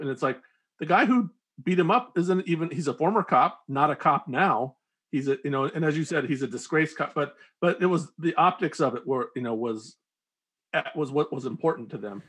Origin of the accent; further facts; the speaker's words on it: United States; as an American who's used to watching, you know, American action films